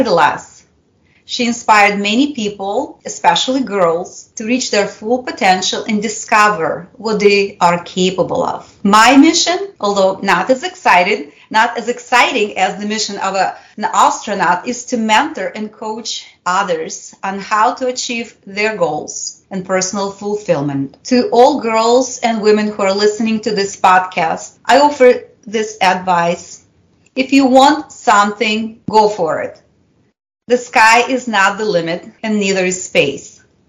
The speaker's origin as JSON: {"language": "English", "country": "Russia", "tie": "born or raised there", "first_language": "Russian", "second_language": "English", "said": "As you can probably tell, I'm bilingual. My native language is Russian. I grew up in the era of the Cold War, and under the Soviet Union regime."}